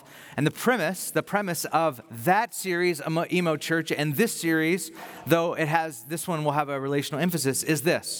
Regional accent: Bakersfield, California, United States; moved away as an adult; now in Carpinteria, United States; the church I grew up in Bakersfield when I came to faith

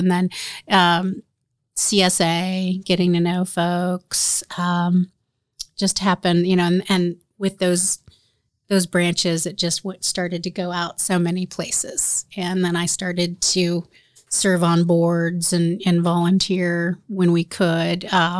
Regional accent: Indiana, United States; now in Marion, United States; So we moved back, and I grew up primarily in Madison County. I went to Anderson Highland, and then I went to Ball State from there.

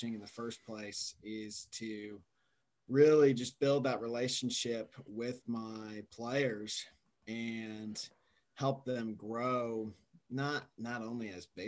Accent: Austin, Texas, United States; moved away as an adult; also born or lived in Alaska / Germany / Singapore; I was born and raised in Austin, Texas.

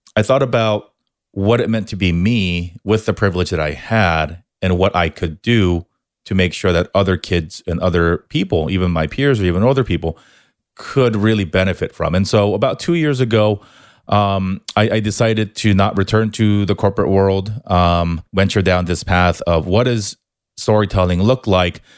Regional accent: Southern California, United States; also born or lived in Korea / New York; I was born in Korea, moved, moved to the States when I was eight, spent a little bit of time here in Southern California, then off to New York back here for college

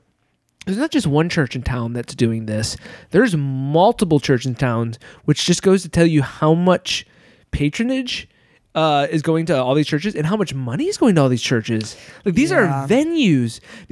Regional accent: Michigan, United States; As you know about me, growing up in West Michigan, I grew up very, very evangelical Christian.

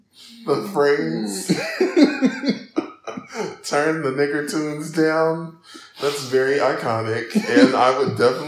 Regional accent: Alabama, United States; my home state, Alabama

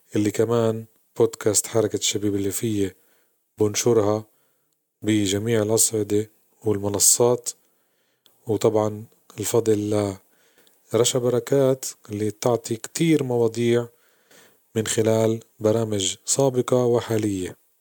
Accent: Jaffa, Tel Aviv District, Israel; مدينتنا الحبيبة يافا

